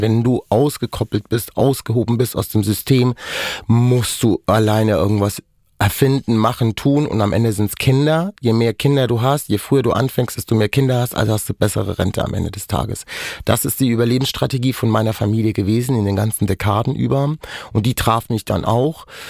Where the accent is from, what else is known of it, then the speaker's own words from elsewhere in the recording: Germany; first language Romani; German is a second language; wir sind in Deutschland aufgewachsen, wir sind hier geboren.